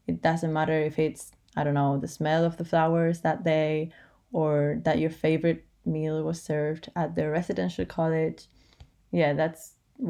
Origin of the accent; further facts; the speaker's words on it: Madrid, Community of Madrid, Spain; from Madrid, Spain